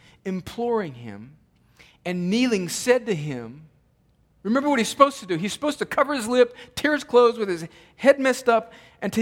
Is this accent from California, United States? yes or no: yes; Southern California, United States; I grew up in Southern California